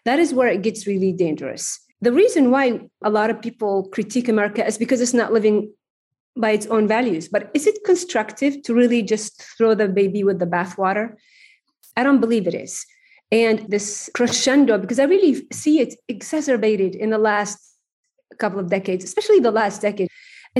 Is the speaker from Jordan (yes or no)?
yes; Jordan; moved away; also born or lived in Oxford, United Kingdom; I am Jordanian, as well as American.